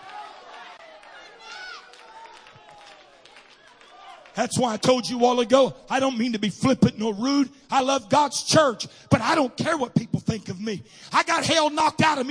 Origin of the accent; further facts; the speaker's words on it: Missouri, United States; I'm from Missouri